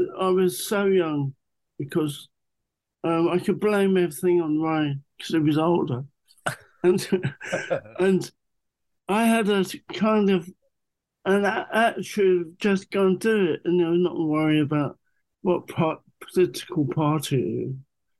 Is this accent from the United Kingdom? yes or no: yes; London, United Kingdom; I have very fond memories of growing up in Muswell Hill, North London.